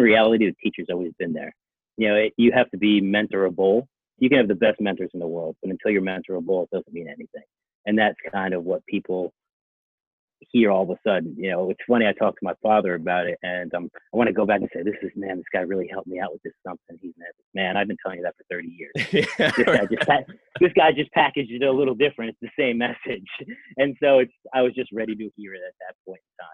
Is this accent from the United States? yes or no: yes; Connecticut, United States; also born or lived in Santiago, Chile / Pennsylvania; I grew up in Connecticut. Pretty much raised there the whole time